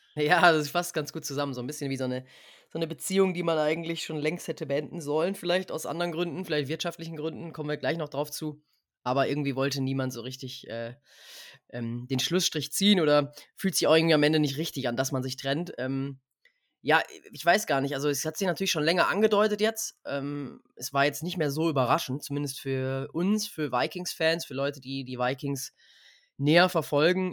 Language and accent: German; Munich area, Bavaria, Germany; Wir sind ja beide aus dem Münchner Raum, Freddy und ich